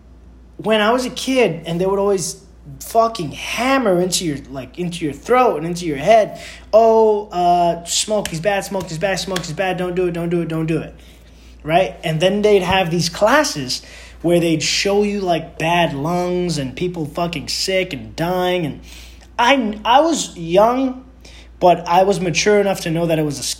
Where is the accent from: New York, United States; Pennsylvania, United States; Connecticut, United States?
New York, United States; I'm from New York